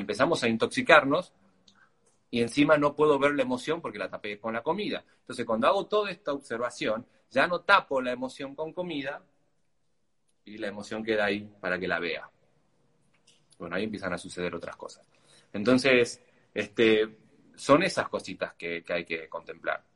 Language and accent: Spanish; Argentina; Siendo argentino